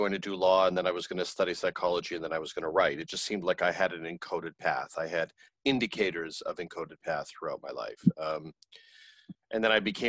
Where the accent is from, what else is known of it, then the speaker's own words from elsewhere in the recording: Canada; I grew up in Canada in a tumultuous family home